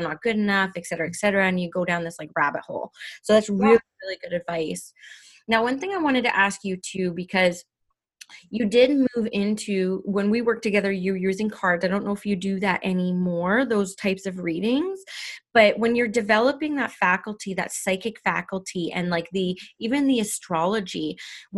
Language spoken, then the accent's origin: English; Canada; I'm Indigenous Canadian